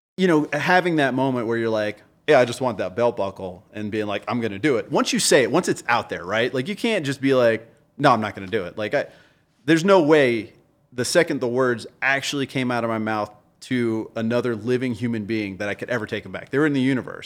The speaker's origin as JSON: {"language": "English", "town": "New Orleans", "region": "Louisiana", "country": "United States", "tie": "born or raised there", "said": "Colin and I have been friends for over 30 years. We grew up together in New Orleans"}